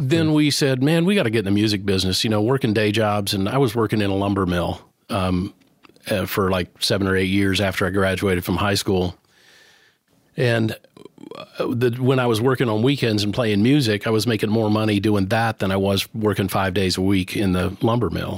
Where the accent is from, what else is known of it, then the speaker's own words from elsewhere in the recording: New Knoxville, Ohio, United States; moved away as an adult; now in Nashville, United States; my hometown or actually a town where I grew up, which was a teeny tiny little town that still exists. It's called New Knoxville, Ohio.